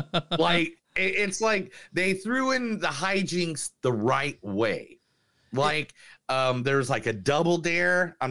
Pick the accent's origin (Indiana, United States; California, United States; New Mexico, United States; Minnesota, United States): Indiana, United States; Indiana, my home state. In fact, the town that it's based off of is literally within like a 45-minute drive at most from my house where I grew up.